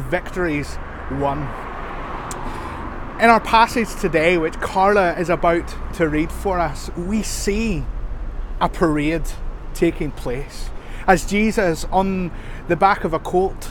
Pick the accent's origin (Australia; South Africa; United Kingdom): United Kingdom; Northern Ireland; our identity as Northern Irish people.